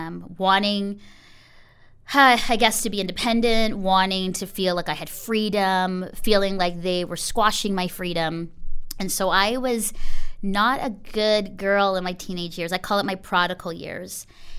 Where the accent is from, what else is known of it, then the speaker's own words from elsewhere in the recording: Philippines; now in Canada; I think coming into Canada as a Filipino girl and not feeling like I fit